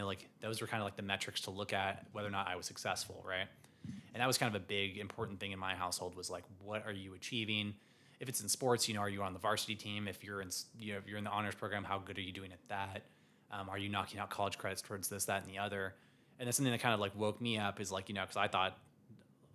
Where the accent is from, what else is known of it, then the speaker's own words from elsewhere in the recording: Savannah, Georgia, United States; I'm from Savannah, Georgia